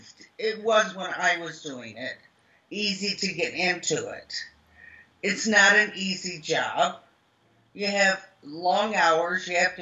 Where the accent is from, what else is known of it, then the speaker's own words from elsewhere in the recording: the South, United States; accent: Southern; because I had a real head of Southern accent. So to get rid of my Southern accent